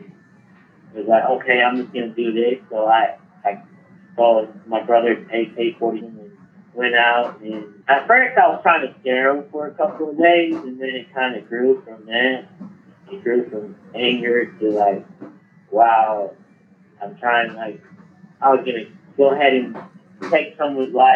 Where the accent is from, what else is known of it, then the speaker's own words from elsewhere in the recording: Asheville, North Carolina, United States; I'm from Asheville, North Carolina